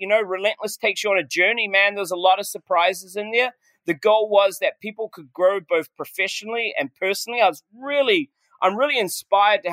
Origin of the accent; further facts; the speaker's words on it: New Zealand; moved away; I'm a Kiwi, man. And, you know, you grow up pretty humbled as a Kiwi.